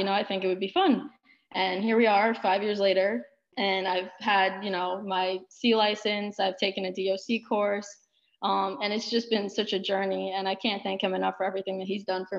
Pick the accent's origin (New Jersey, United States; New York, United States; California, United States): New York, United States; Plainview; So I'm actually from Plainview, New York. It's a small town on Long Island, and I began my own soccer journey there at age 4 within Plainview Soccer Club.